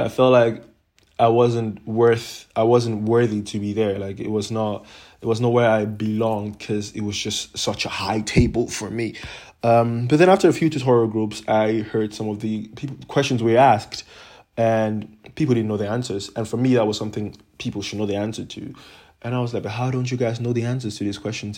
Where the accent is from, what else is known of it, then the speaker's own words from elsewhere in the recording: Cameroon; moved away as an adult; now in Netherlands; I'm initially from Cameroon, a small country in Central Africa. And I grew up, or I lived there till I was eighteen years of age